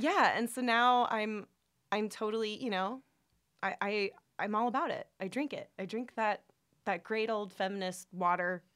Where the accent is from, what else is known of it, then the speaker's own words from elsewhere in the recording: Orange County, California, United States; I grew up in Orange County. It's very conservative place